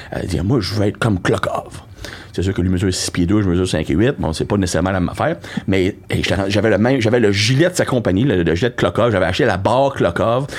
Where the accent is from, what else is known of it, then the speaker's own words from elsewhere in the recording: Trois-Rivières, Quebec, Canada; now in Lévis, Canada; je viens de Trois-Rivières.